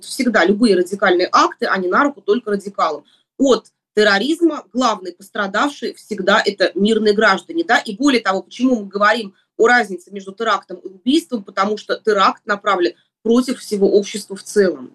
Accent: Moscow, Russia; я родилась и живу в Москве

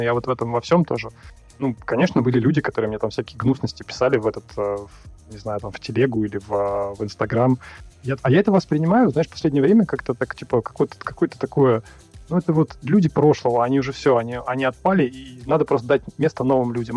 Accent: Russia; moved away as an adult; now in Kyrgyzstan; я родился и вырос в России

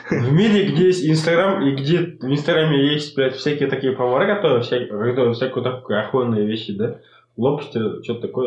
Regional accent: Canada; Я из Канады.

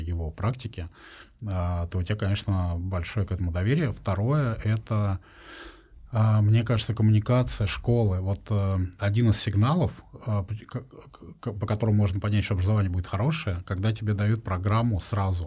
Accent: Russia; я из России

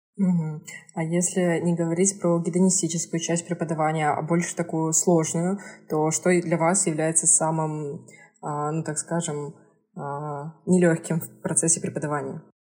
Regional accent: Kazakhstan; moved away; also born or lived in Moscow / Saint Petersburg; Я сама родом из Казахстана

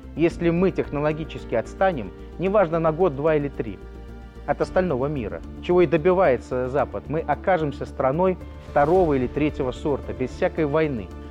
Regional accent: Belarus; я, гражданин Республики Беларусь

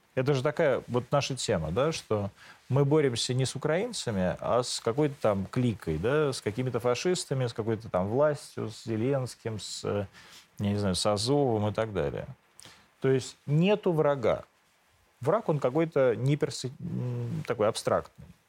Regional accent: Moscow, Russia; also born or lived in Rivne, Ukraine; Я не из Ровно, я из Москвы. Я приехал туда с отцом.

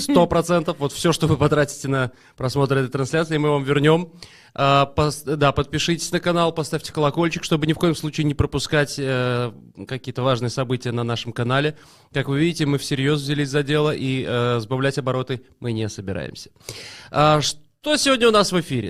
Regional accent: Belarus; мы, несчастные белорусы

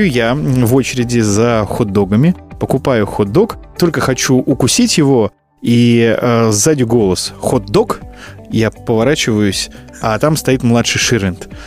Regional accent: Bryansk, Bryansk Oblast, Russia; now in Moscow, Russia; А я только приехал из Брянска, как ты понимаешь.

